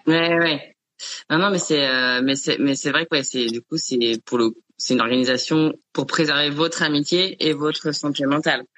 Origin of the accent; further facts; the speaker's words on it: Chamonix, Auvergne-Rhône-Alpes, France; moved away; dans un chalet, dans vers vers Chamonix, enfin là, là d'où je viens